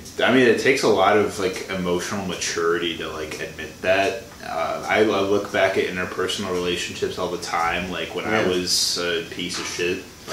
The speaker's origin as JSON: {"language": "English", "region": "Illinois", "country": "United States", "moved": "as an adult", "said": "I'm from Illinois."}